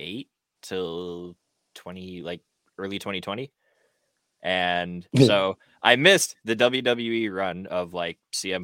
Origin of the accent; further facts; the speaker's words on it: Canada; as a Canadian